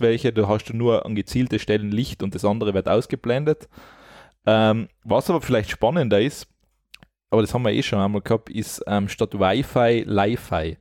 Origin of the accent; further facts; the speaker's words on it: Austria; bei uns in Österreich